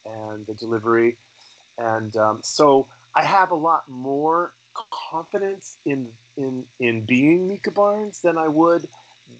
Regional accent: Canada; also born or lived in Los Angeles; as a Canadian artist

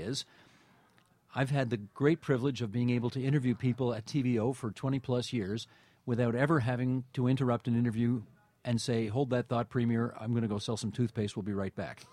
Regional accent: Hamilton, Ontario, Canada; also born or lived in Toronto / Boston; I grew up on the West Mountain in Hamilton, and had a very nice, you know, middle class existence in the Steel City

